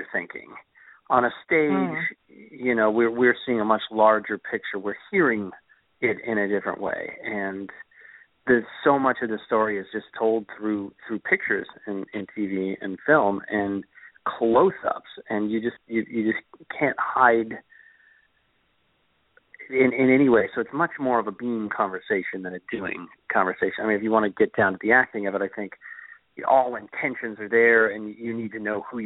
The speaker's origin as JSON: {"language": "English", "town": "Sacramento", "region": "California", "country": "United States", "tie": "born or raised there", "also_born_or_lived": "Los Angeles, United States", "moved": "as an adult", "lives_now": "New York City, United States", "said": "I grew up in Sacramento"}